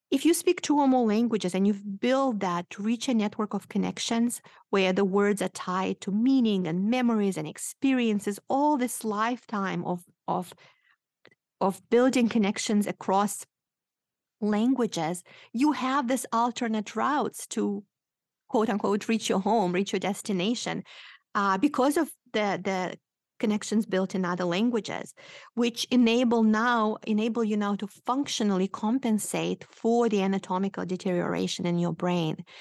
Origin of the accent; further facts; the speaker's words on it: Moldova; English is a second language; moved away; I am originally from Moldova